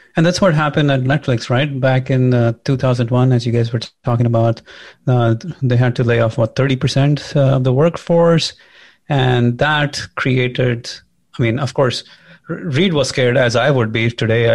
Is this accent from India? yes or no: yes; India; moved away as an adult; now in United States; I'm an immigrant, I'm from India